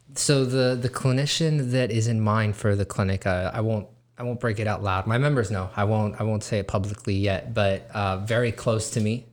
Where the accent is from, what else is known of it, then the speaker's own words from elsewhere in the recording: Weslaco, Texas, United States; West Laco is my hometown